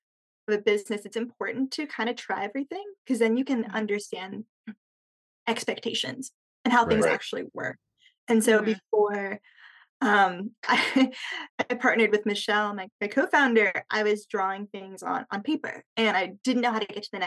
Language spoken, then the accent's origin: English; Bay Area, California, United States; moved away as an adult; also born or lived in Austin, Texas; born and raised in the Bay Area, and then I went to undergrad in Texas and just kind of stuck around